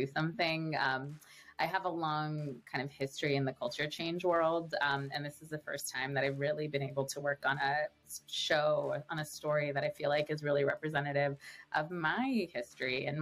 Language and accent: English; Southern California, United States; also born or lived in England; I grew up in Southern California my whole life